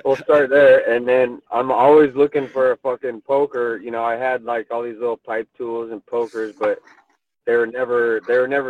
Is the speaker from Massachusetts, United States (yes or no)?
no; Moscow, Idaho, United States; moved away as an adult; now in Portland, United States; I grew up in Idaho, in Moscow, Idaho